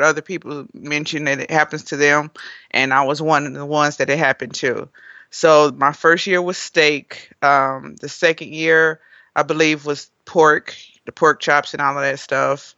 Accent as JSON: {"language": "English", "town": "Gary", "region": "Indiana", "country": "United States", "moved": "yes", "lives_now": "Nashville, United States", "said": "I'm originally from Gary, Indiana"}